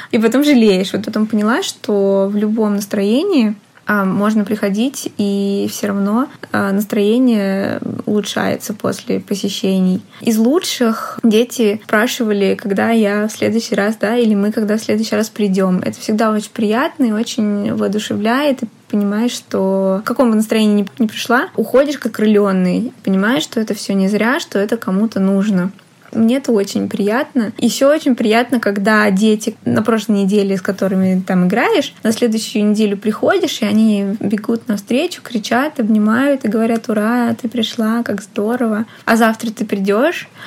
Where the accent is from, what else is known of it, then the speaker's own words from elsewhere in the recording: Tver, Tver Oblast, Russia; после того, как я приехала из Твери mm-hmm. учиться в университете